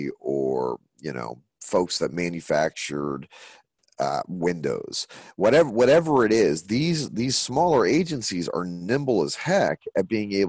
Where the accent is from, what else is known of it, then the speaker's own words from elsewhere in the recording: Nashville, Tennessee, United States; Nashville, which is my hometown